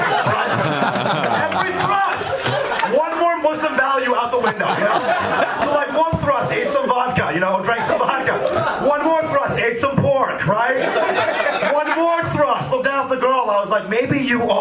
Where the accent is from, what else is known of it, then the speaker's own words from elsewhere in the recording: Texas, United States; I'm from Texas